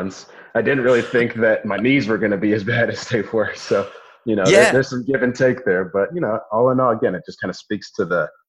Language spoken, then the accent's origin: English; Columbus, Ohio, United States; also born or lived in San Diego, California; We moved back here to Columbus when my dad was coaching with the Ohio State Buckeyes